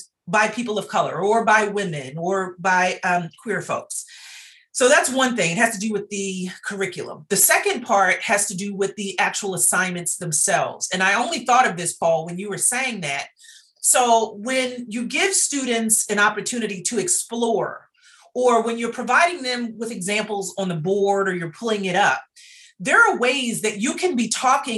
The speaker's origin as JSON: {"language": "English", "town": "Baltimore", "region": "Maryland", "country": "United States", "tie": "born or raised there", "said": "I'm also from Baltimore. And so I went to school my entire K-12"}